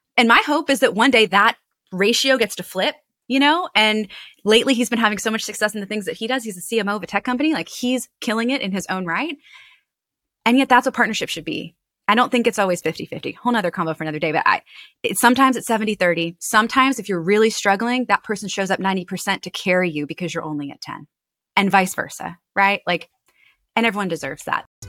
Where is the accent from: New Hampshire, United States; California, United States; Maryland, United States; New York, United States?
Maryland, United States; Annapolis; my hometown of Annapolis